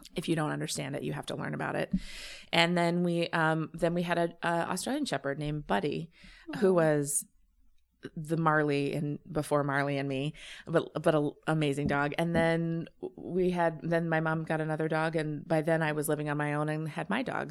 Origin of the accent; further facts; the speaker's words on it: Champaign, Illinois, United States; I grew up in Champaign, Illinois uh, home of the University of Illinois